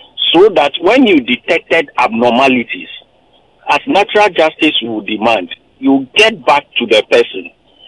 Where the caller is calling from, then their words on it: Anambra, Nigeria; Good afternoon. I'm calling you from Anambra.